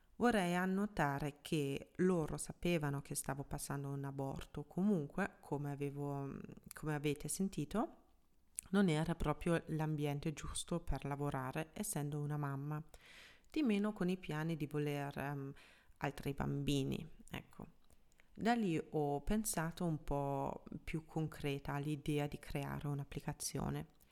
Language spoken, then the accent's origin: Italian; Germany; first language German; Italian is a second language; moved away as an adult; now in Milan, Italy; sono tedesca, quindi anche madrelingua tedesco